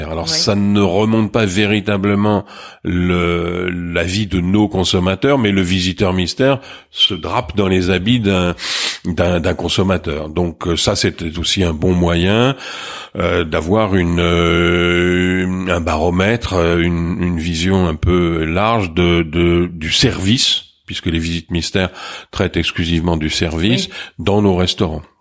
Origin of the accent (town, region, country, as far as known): Marseille, Provence-Alpes-Côte d'Azur, France; accent: Marseillais; also born or lived in Suresnes